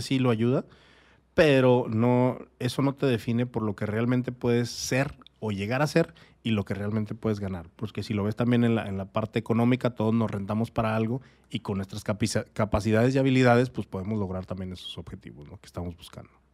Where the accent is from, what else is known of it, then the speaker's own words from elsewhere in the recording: Torreón, Coahuila, Mexico; moved away as an adult; also born or lived in Sierra de Chihuahua; now in Tijuana, Mexico; yo no soy de aquí, yo soy de Torreón, Coahuila. Pero mucho tiempo en mi niñez estuve ahí en, en la Sierra de Chihuahua